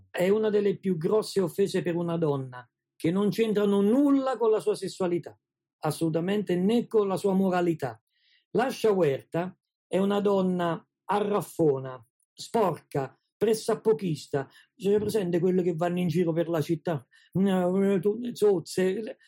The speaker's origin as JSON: {"language": "Italian", "town": "Ascoli Piceno", "region": "Marche", "country": "Italy", "said": "qui ad Ascoli stiamo facendo un'operazione. L'Università della Terza Età ha istituito la cattedra di dialetto"}